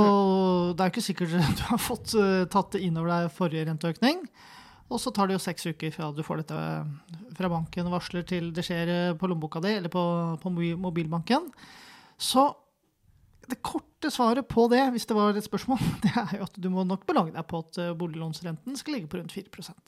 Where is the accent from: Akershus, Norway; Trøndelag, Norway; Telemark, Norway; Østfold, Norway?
Akershus, Norway; Kløfta; jeg vokste opp på Kløfta